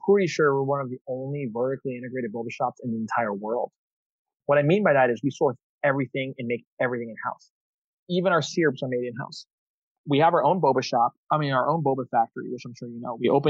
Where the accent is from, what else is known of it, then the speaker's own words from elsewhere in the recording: United States; I'm American